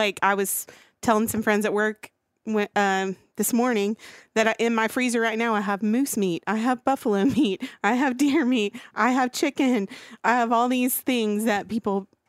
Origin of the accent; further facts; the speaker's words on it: Arkansas, United States; So I grew up in Central Arkansas.